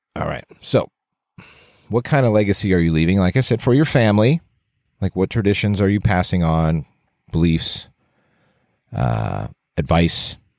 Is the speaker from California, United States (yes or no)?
yes; Southern California, United States; growing up in Southern California. I just have my one brother